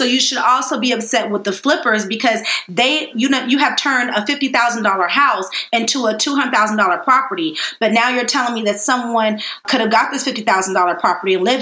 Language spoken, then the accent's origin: English; Miami, Florida, United States; now in Dallas, United States; Miami, Florida, where I was born and raised over near South Beach